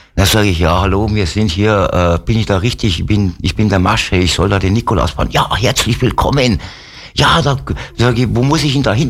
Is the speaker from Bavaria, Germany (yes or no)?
yes; Wolfratshausen, Bavaria, Germany; also born or lived in Alsdorf (Höngen) near Aachen / Degernbach, Lower Bavaria; bin dann 65 nach Wolfertshausen zu meiner Oma. Okay. Und da bin ich dann aufgewachsen